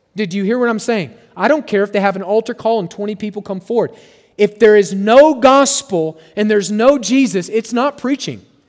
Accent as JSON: {"language": "English", "region": "Oklahoma", "country": "United States", "tie": "born or raised there", "moved": "yes", "said": "where I grew up in Oklahoma"}